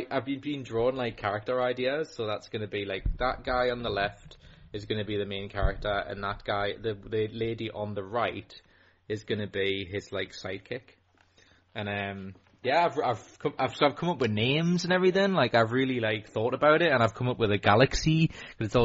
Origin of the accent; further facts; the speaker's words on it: North East England, United Kingdom; I mean we're all Geordie. We're all Geordie fans.